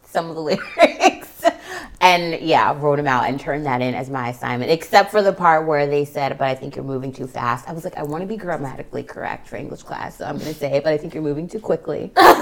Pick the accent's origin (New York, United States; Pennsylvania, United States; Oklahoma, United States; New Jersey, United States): Pennsylvania, United States; Pittsburgh; I grew up in Pittsburgh